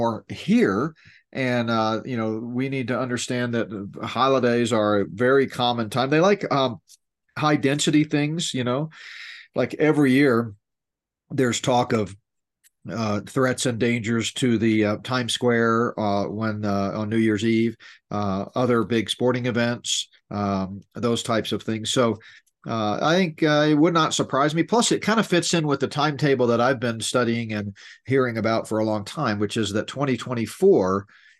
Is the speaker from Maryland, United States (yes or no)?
no; Southeast Texas, United States; moved away; I grew up down there in Southeast Texas, high school and college